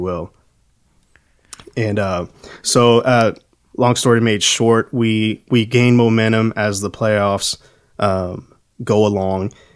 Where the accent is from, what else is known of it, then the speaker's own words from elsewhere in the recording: Texas, United States; growing up in Texas